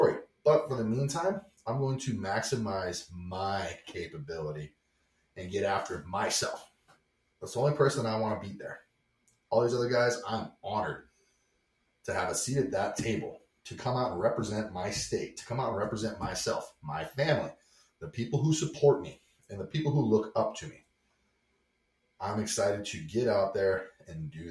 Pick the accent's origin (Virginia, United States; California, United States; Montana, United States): Montana, United States; I am from Montana